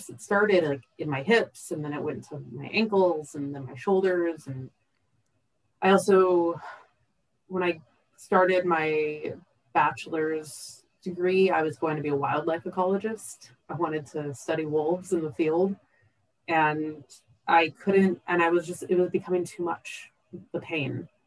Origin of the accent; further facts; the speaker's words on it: Seattle, Washington, United States; I grew up in the Pacific Northwest, so I was a huge nature person. I grew up in the Seattle area of Washington State.